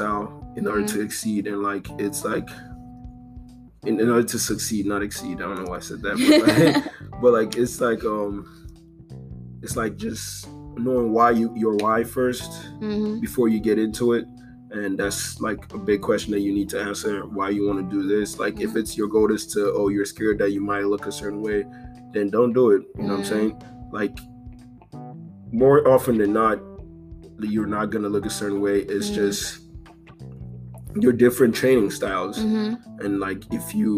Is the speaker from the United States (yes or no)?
no; Nigeria; I'm from Nigeria. I'm Igbo